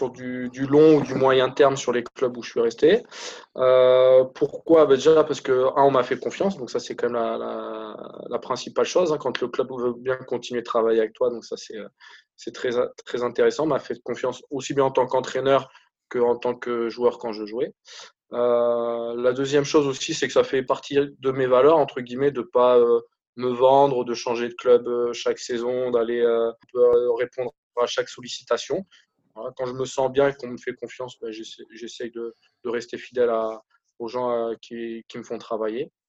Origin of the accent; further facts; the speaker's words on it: Mont-de-Marsan, Nouvelle-Aquitaine, France; born there; Je suis né à Mont-de-Marsan, effectivement. J'y ai vécu très peu en fait.